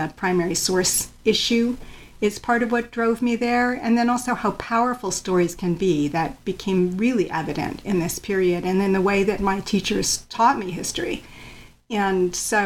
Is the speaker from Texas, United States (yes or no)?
no; Chicago, Illinois, United States; also born or lived in Connecticut; I grew up in suburban Chicago. I was born in Connecticut, but the family moved to Chicago when I was very young.